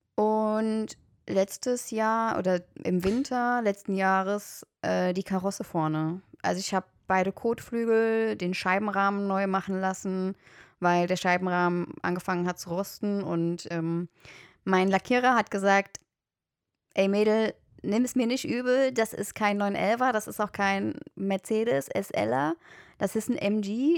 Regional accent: Germany; ich komme aus Deutschland

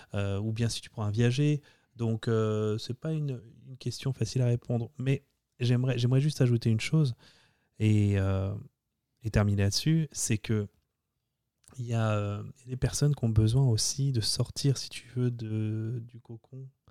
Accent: France; accent: French; moved away as an adult; now in United States; Tu viens d'arriver, euh, tu as 24 ans, et puis tu t'essayes de parler euh, avec ton accent français à des Américains

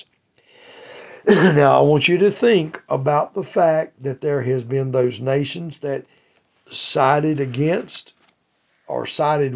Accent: United States; I'm from the United States

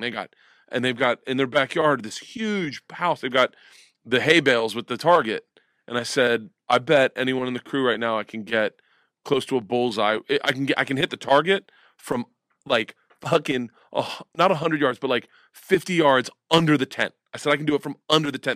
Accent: Florida, United States; growing up in Florida

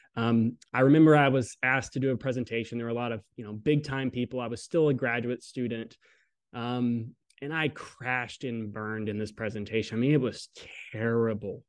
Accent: Southern Alabama, United States; I grew up in Southern Alabama

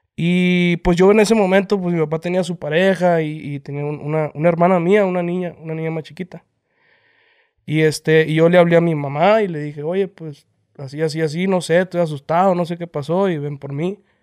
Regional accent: El Horno, Sonora, Mexico; Somos de Horno, Sonora. Eh, un pueblo que está cerca de, de, Obregón, Sonora. Y pues ya somos, somos criados ahí entre las vacas

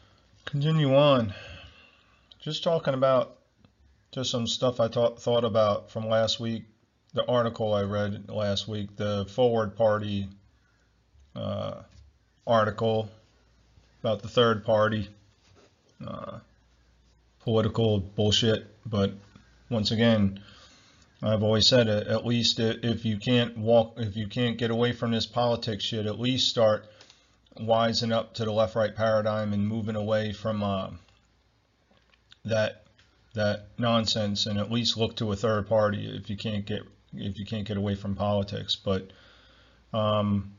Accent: Ocean County, New Jersey, United States; I'm from Ocean County, New Jersey

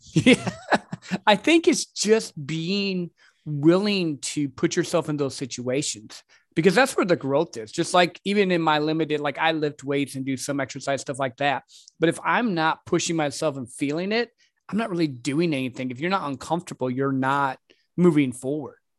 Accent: Michigan, United States; now in Texas, United States; I'm originally from Michigan

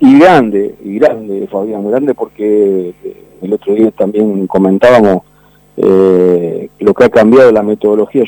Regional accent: Banfield, Buenos Aires Province, Argentina; acá se respira Banfield en el barrio. El, vecino de enfrente, un contador, Eduardo Rato

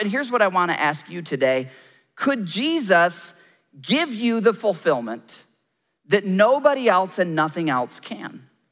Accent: Michigan, United States; So I grew up in Michigan and we would often go camping up in Canada.

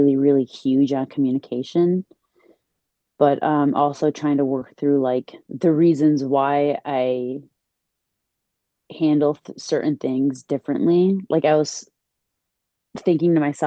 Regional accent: Chicago, Illinois, United States; now in New Jersey, United States; I was born and raised in Chicago and right now I'm in the East Coast. Yeah, I'm in Jersey

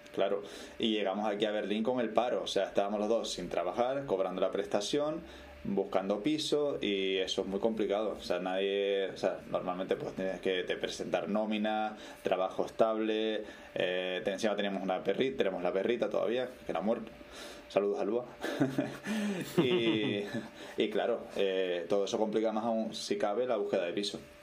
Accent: Puerto de la Cruz, Canary Islands, Spain; moved away as an adult; also born or lived in Los Realejos; now in Germany; Después ya me mudé al puerto muy chiquitito porque mi padre tenía su bar allí y ya después vivimos toda, desde entonces toda la vida en el puerto de la Cruz

